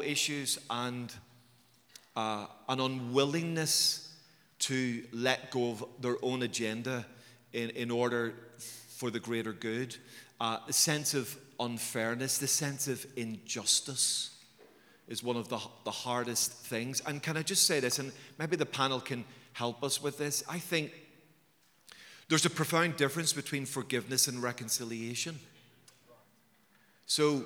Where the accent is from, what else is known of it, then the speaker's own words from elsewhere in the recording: Belfast, Northern Ireland, United Kingdom; I was raised in Belfast